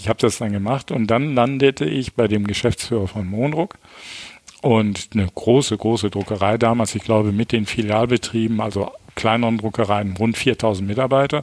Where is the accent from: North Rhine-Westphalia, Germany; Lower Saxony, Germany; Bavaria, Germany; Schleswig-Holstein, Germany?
North Rhine-Westphalia, Germany; Düsseldorf; geboren äh, 11. Mai 1953 in Düsseldorf und äh, als drittes von fünf Kindern und bin aufgewachsen